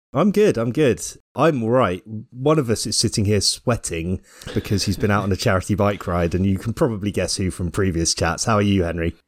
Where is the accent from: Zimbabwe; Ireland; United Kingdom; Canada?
Ireland; Being Irish